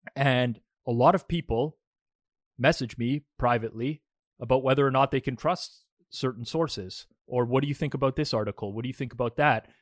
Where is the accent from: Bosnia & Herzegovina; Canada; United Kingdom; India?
Canada; also born or lived in Toronto area; now in Toronto, Canada; we're both Canadian and, and located in the, you know, the G T A, the Toronto area